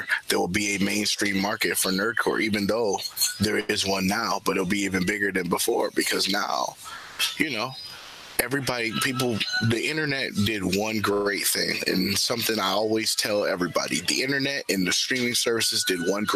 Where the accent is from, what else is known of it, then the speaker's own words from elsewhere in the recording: Detroit, Michigan, United States; I'm from Detroit